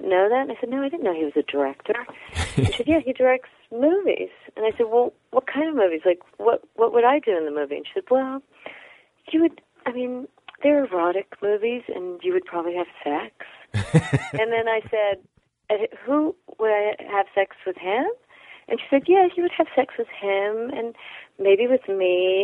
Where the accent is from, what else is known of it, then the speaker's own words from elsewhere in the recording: California, United States; I'm from California